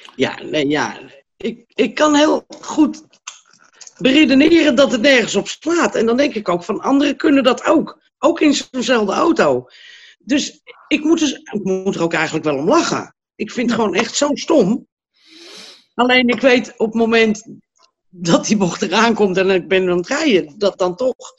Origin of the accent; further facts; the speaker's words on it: Hilversum, North Holland, Netherlands; moved away as an adult; now in Blaricum, Netherlands; Nou, ik kom eigenlijk uit Hilversum. Ik woon nu in Blaringum